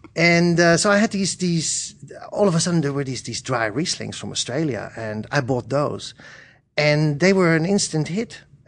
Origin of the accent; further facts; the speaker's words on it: Netherlands; moved away as an adult; also born or lived in Berlin, Germany; now in United Kingdom; I'm originally Dutch.